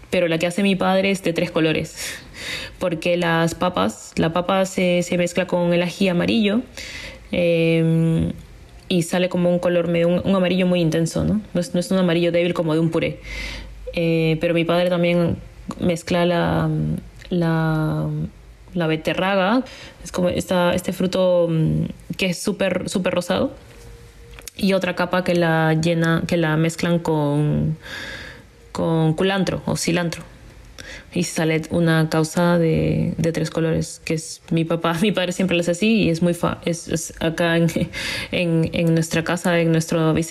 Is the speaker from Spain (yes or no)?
no; Lima, Peru; eh, y soy de Perú y de la ciudad de Lima. soy como cuarta generación de limeñas y eso es un poco extraño para, esta ciudad capital donde tenemos una gran población de emigrantes.